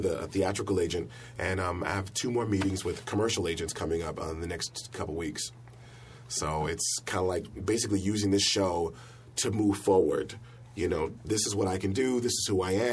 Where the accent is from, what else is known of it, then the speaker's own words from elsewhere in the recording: San Francisco Bay Area, California, United States; moved away; I'm from the San Francisco Bay Area